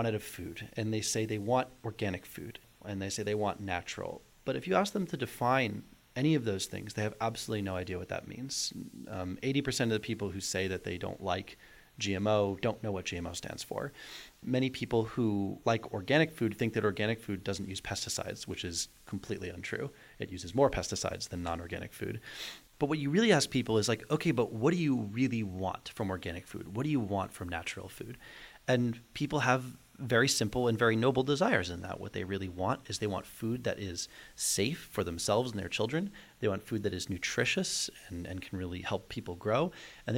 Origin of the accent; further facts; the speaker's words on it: North Shore of Boston, Massachusetts, United States; also born or lived in Amherst, Massachusetts; I grew up on the North Shore of Boston